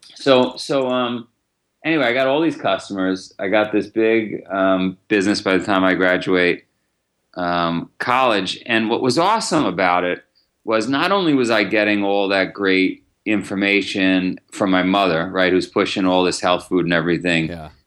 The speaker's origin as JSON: {"language": "English", "town": "New York City", "region": "New York", "country": "United States", "tie": "born or raised there", "said": "I grew up in Howard Beach"}